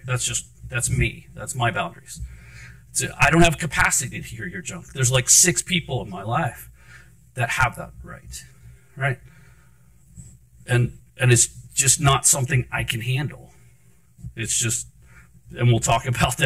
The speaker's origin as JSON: {"language": "English", "area": "Anne Arundel County", "region": "Maryland", "country": "United States", "tie": "born or raised there", "also_born_or_lived": "Baltimore, Maryland", "said": "I was born in Baltimore, grew up in Anne Arundel County."}